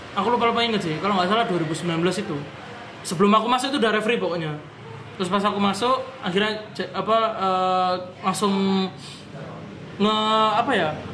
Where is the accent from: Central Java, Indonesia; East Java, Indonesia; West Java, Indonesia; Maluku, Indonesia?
East Java, Indonesia; Surabaya; Surabaya of course karena itu kotaku